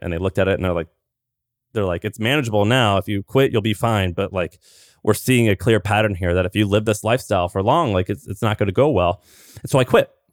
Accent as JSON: {"language": "English", "region": "Missouri", "country": "United States", "tie": "born or raised there", "said": "I grew up in Missouri"}